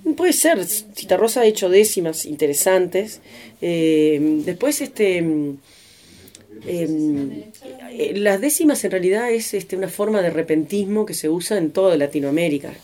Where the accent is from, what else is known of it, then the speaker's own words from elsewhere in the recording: Paysandú, Uruguay; vengo de Uruguay